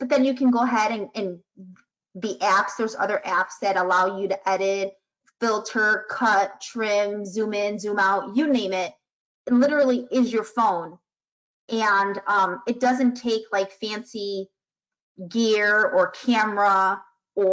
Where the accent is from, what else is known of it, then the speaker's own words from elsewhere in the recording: Chicago, Illinois, United States; I'm from Chicago